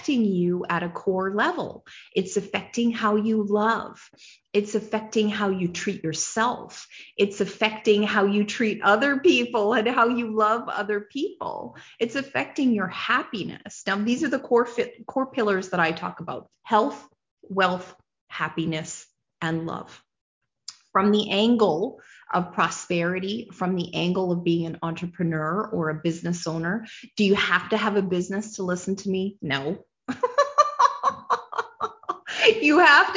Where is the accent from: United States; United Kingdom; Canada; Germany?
Canada; as a nation, I'm a Canadian